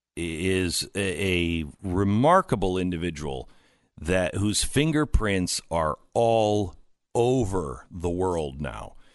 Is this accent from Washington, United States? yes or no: yes; Seattle, Washington, United States; I'm from Seattle area